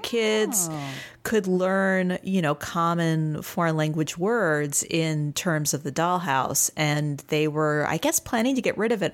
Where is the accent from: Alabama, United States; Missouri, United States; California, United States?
Missouri, United States; St. Louis; now in Austin, United States; I am from Saint Louis, Missouri originally, and I am now in Austin, Texas